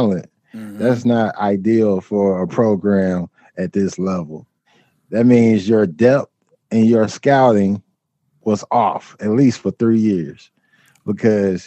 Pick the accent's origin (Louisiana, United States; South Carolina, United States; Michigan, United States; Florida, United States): Louisiana, United States; I'm from Louisiana